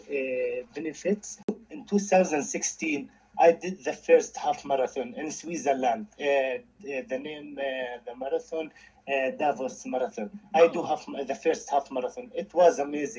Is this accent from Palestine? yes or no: yes; Palestine; from Palestine.